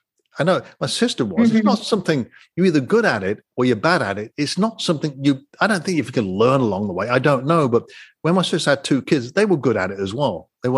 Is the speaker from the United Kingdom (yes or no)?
yes; United Kingdom; I'm a Brit, by the way, as you can tell.